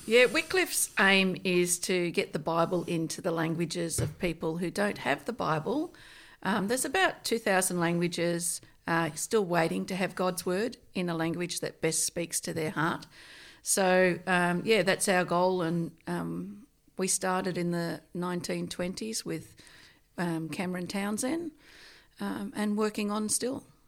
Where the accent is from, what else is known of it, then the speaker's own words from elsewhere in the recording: Nyngan, New South Wales, Australia; also born or lived in Tottenham / Katoomba / West Wyalong; now in Tamworth, Australia; I was born in a place called Ningen